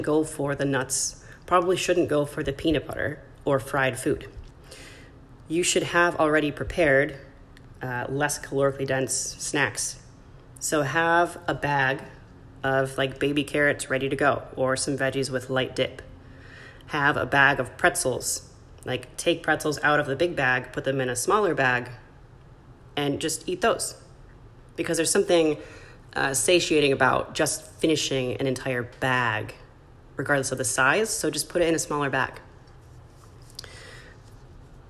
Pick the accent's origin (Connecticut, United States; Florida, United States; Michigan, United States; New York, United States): Michigan, United States; now in California, United States; in my home state, Michigan